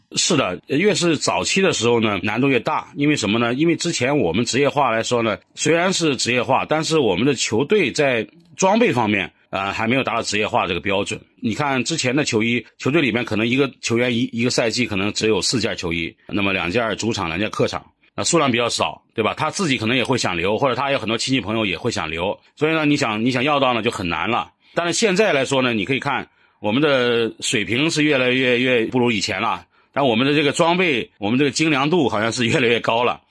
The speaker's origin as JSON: {"language": "Chinese", "town": "Dalian", "region": "Liaoning", "country": "China", "tie": "born or raised there", "moved": "yes", "lives_now": "Guangzhou, China", "said": "我当时是在足球城大连出生的"}